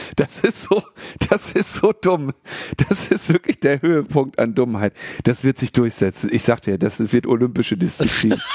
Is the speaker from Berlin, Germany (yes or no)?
yes; Berlin, Germany; wir als Berliner